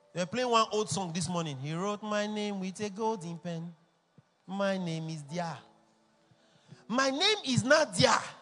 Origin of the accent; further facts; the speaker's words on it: Edo, Nigeria; I'm from Edo State too